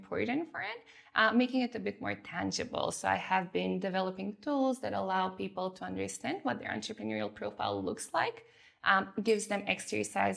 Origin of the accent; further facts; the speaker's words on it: North Macedonia; moved away; also born or lived in Germany; I grew up in Macedonia